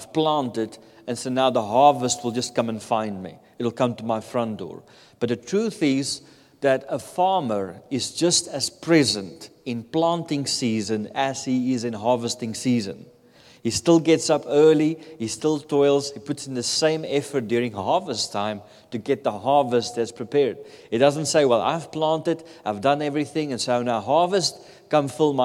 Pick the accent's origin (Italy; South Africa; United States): South Africa; moved away; I come from South Africa. In South Africa, we don't have any natural disasters.